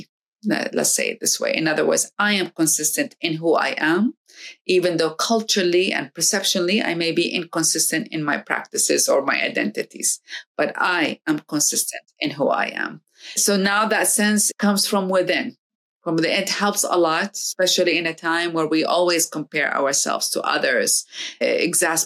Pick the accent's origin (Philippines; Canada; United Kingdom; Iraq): Iraq; now in United States; I come to America and I am from another part of the world in Iraq. And then I'm living in America